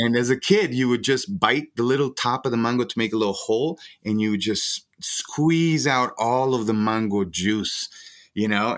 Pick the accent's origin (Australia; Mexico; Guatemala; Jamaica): Guatemala; moved away as an adult; now in Denver, United States; I'm from Guatemala. I've been here now twenty years